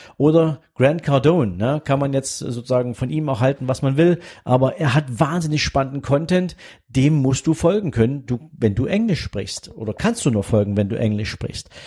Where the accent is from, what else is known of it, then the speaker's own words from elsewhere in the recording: Germany; first language German; ich bin Deutscher